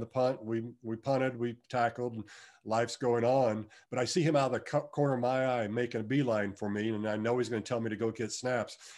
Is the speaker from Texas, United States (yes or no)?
no; Wichita, Kansas, United States; I'm from Wichita, ho, home state, uh, hometown boy